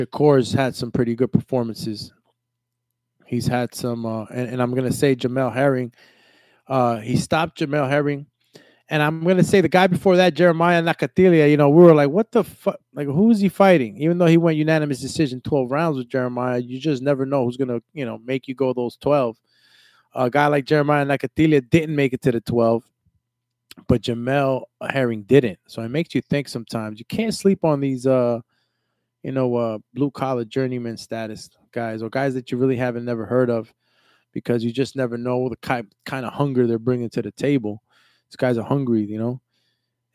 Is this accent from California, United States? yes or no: no; Elizabeth, New Jersey, United States; I'm from Elizabeth, Newark, New Jersey